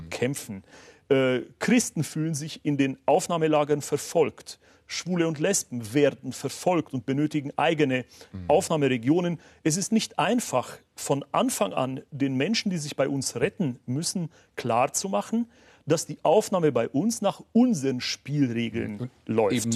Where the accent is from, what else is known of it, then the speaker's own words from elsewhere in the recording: Waldkraiburg, Bavaria, Germany; Traunreuth, Waldkreiburg, meine Heimatstadt.